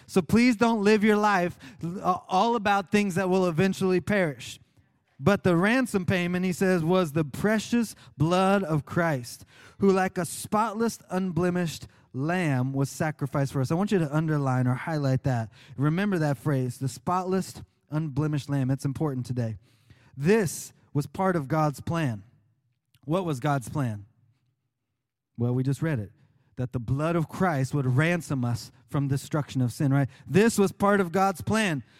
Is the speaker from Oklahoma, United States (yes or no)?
yes; Oklahoma, United States; moved away; When I was growing up in Oklahoma